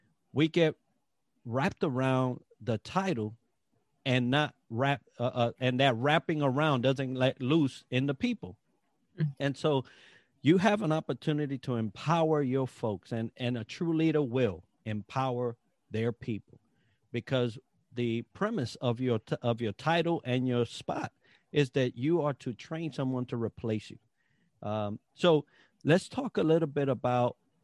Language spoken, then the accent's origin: English; Puerto Rico; I'm from Puerto Rico. I've always said that since I was a little kid.